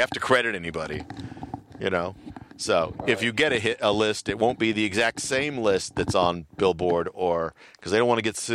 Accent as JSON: {"language": "English", "country": "United States", "said": "I'm an American."}